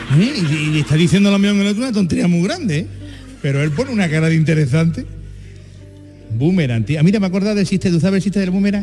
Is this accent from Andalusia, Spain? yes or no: yes; Jerez de la Frontera, Andalusia, Spain; yo que soy de Jerez